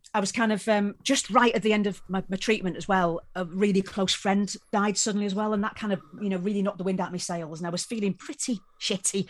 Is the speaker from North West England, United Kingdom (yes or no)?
no; Wales, United Kingdom; I come from Wales